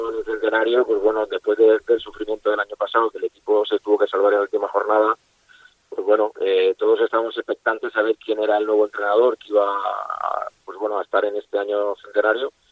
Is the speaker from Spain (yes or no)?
yes; Valencian Community, Spain; Eh, como tú has dicho, yo soy valenciano, yo me he a la cantera y para mí era un sueño poder hacer goles en Mestalla